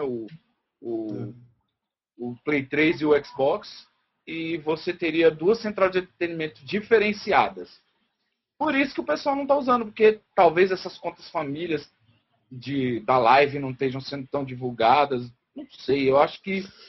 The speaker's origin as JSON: {"language": "Portuguese", "country": "Brazil"}